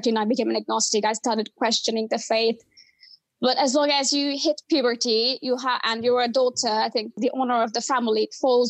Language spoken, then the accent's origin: English; Bangladesh; moved away as an adult; now in United Kingdom; I was born in Bangladesh and then I came to the UK basically for my master's studies